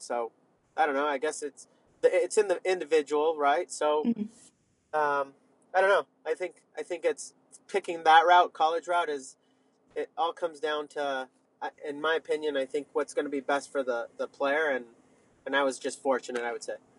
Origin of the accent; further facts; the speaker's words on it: Sonoma County, California, United States; moved away as an adult; also born or lived in Northeast United States; now in Northeast, United States; I grew up in Sonoma County